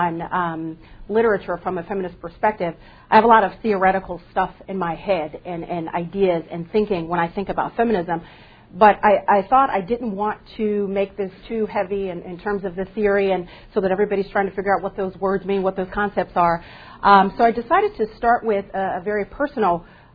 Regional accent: Southern California, United States; first language English; the Latinos I grew up around in Southern California

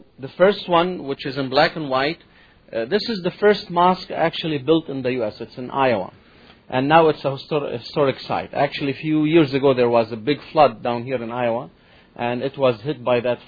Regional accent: Lebanon; now in Chicago, United States; I'm from Lebanon originally

